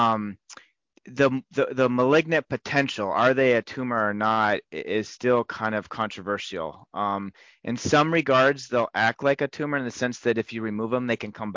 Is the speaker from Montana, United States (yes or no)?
yes; Montana, United States; now in Rochester, Minnesota, United States; I'm originally from Montana